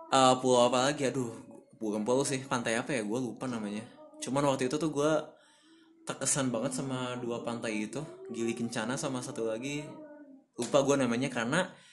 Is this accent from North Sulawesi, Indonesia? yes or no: no; Bandung, West Java, Indonesia; moved away as an adult; also born or lived in Jakarta / Sumbawa Besar; now in Aceh, Indonesia; gue lahir di Bandung 24 tahun yang lalu